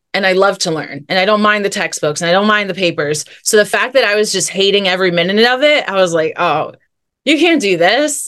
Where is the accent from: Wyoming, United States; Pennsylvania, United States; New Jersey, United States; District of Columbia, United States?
New Jersey, United States; moved away as an adult; also born or lived in California; my journey began in New Jersey. That's where I'm from.